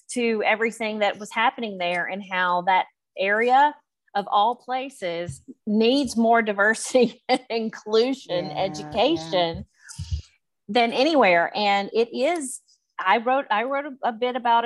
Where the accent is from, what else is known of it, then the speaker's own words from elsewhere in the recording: West Tennessee, United States; I'm from a very small town in West Tennessee